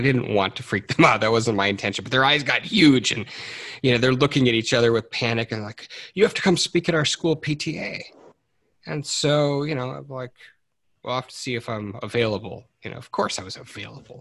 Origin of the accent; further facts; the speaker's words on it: Detroit, Michigan, United States; I grew up in in Detroit Michigan